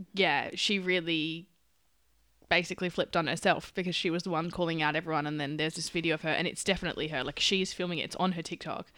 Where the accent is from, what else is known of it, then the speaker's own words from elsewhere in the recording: Perth, Western Australia, Australia; I'm from Perth